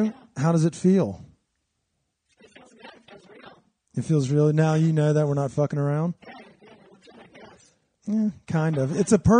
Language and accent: English; the South, United States; like where we grew up in the South.